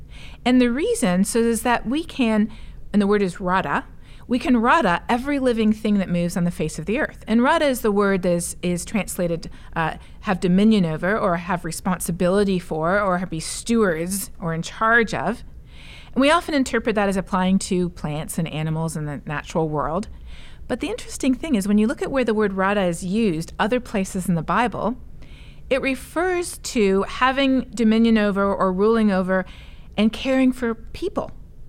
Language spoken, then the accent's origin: English; Colombia; now in Toronto, Canada; Well, I am a missionary kid myself. {S3} Yeah. {S0} So, yes. So growing up in Colombia, it was obvious how people who don't have the resources that we have in rich countries are already much more vulnerable